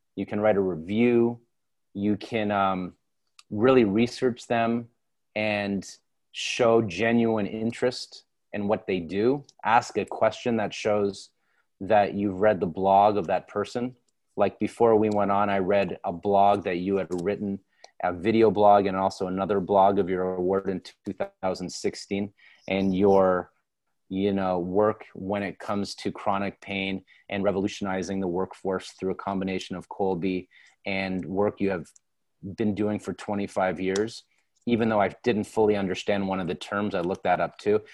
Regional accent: Toronto, Ontario, Canada; also born or lived in London, Ontario / New York; I grew up in Toronto

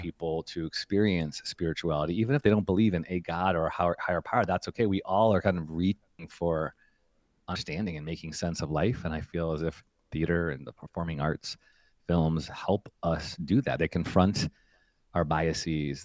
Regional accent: Chicago, Illinois, United States; also born or lived in Evanston, Illinois; now in Redwood City, United States; my hometown of Chicago

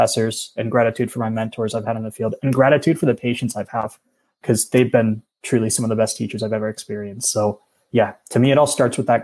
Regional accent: Pennsylvania, United States; moved away as an adult; also born or lived in Oahu, Hawaii; I'm from Pennsylvania originally

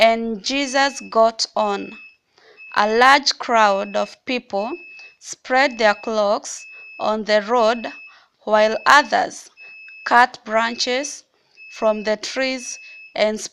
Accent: Mombasa, Mombasa County, Kenya; I'm from Mombasa, Kenya.

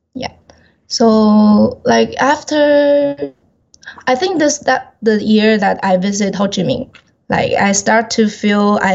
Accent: Taiwan; I'm from Taiwan.

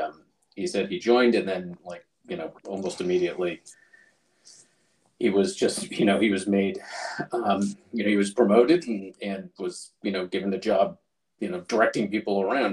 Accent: Taiwan; born there; but as you know, I was born in Taiwan, which is where he was stationed.

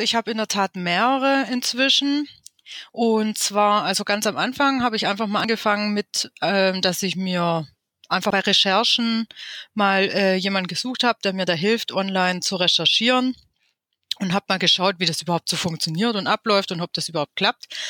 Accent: Stuttgart, Baden-Württemberg, Germany; ich bin aus dem Großraum von Stuttgart. Ich bin hier geboren und lebe hier schon immer seit 41 Jahren.

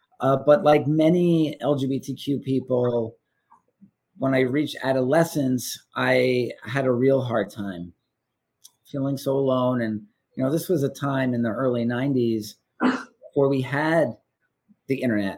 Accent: Wilmington, New York, United States; now in New York City, United States; I'm originally from the Adirondack Mountains. I'm from a town outside of Lake Placid, New York, called Wilmington, New York, home of Whiteface Mountain. Population 1,100. My mom and dad had a fly fishing motel on the Ossable River.

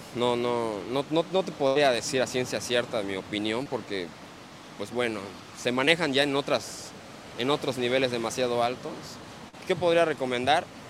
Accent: Campeche, Mexico; moved away as an adult; also born or lived in Cancún / Playa del Carmen / Tulum; now in Quintana Roo, Mexico; yo soy este, originario del estado de Campeche

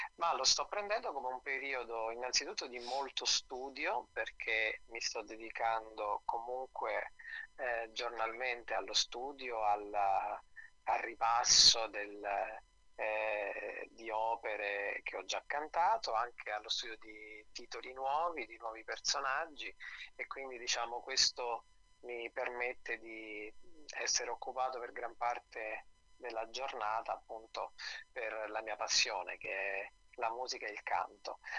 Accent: Nepi, Lazio, Italy; now in Rome, Italy; io abitavo sono originario di Nepi, che è questo piccolo paese della Tuscia viterbese

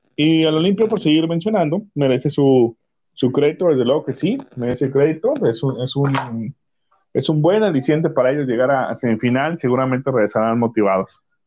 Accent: Tampico, Tamaulipas, Mexico; somos de Tampico ambos, Tampico Madero.

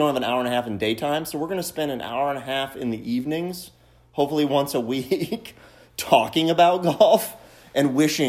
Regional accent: Carmel, Indiana, United States; also born or lived in South Bend, Indiana; born and raised in Indiana.

